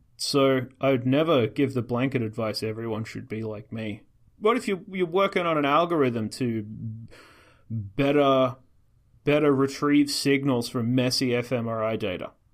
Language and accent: English; Australia; I'm Australian